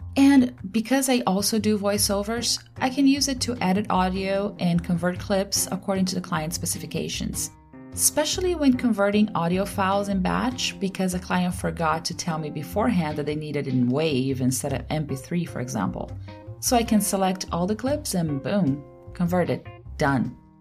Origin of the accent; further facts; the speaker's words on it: Brazil; first language Portuguese; English is a second language; moved away as an adult; I was born in Brazil and grew up and went to school there for the first twenty-two years of my life. Then, I moved away.